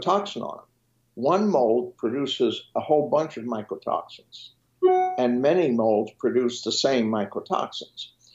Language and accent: English; Switzerland; first language French; English is a second language; moved away; I was educated in Switzerland, so my first language is French